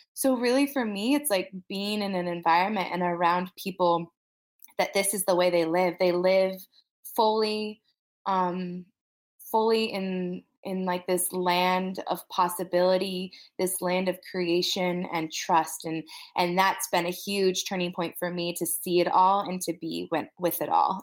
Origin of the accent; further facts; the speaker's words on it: Wyoming, United States; I'm from Wyoming.